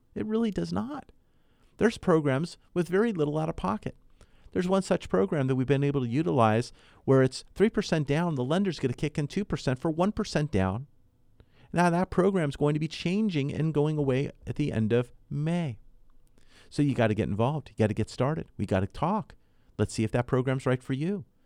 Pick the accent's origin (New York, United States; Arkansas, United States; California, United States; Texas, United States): California, United States; Southern; also born or lived in Ventura County; I was born and raised here in Southern California